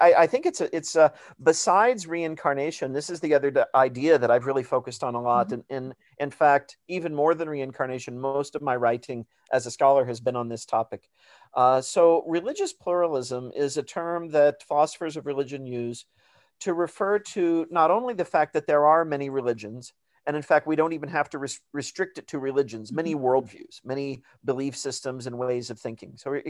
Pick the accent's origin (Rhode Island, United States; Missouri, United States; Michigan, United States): Missouri, United States; And I encountered that when I was growing up in Missouri. I grew up Catholic, and in the small town where I lived, there's a very sort of conservative, mainly evangelical Protestant community.